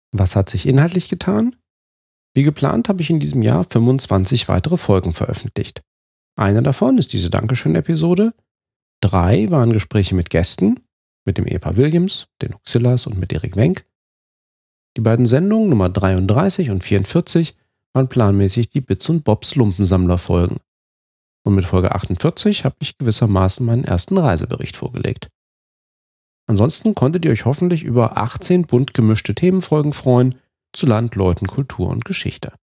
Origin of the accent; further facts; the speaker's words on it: Fulda, Hesse, Germany; now in Rhineland, Germany; in meiner Heimatstadt Fulda